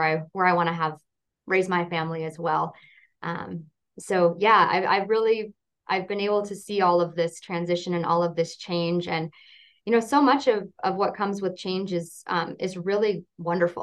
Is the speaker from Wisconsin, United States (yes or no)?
no; Kalispell, Montana, United States; I was born in Kalispell. I am a third generation Flathead Valley